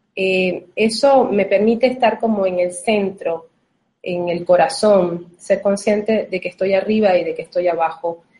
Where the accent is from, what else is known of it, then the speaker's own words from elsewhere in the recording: Venezuela; now in Uruguay; en este momento si estoy en Argentina, pero vivo en Uruguay, pero soy de Venezuela